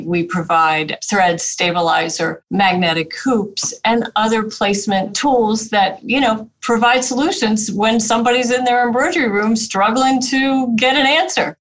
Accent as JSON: {"language": "English", "region": "New Jersey", "country": "United States", "also_born_or_lived": "Pennsylvania", "moved": "yes", "said": "I'm a Jersey girl"}